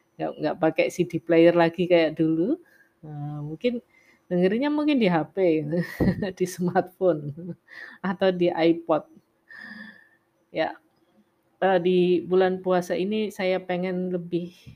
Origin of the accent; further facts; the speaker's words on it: Java, Indonesia; saya juga wong Jawa